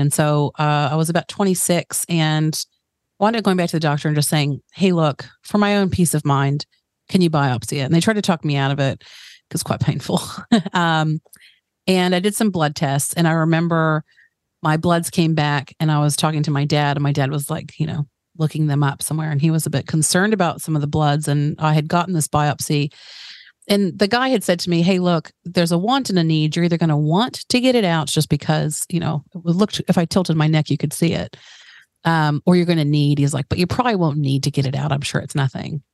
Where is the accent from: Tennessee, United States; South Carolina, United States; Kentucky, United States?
Tennessee, United States; Chattanooga; born or raised there; accent: American; moved away as an adult; also born or lived in New Jersey; now in New Zealand